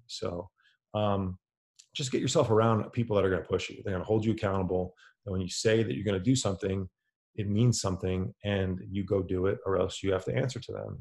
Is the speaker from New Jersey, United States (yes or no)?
yes; New York City area, New Jersey, United States; I'm from the New York City area, New Jersey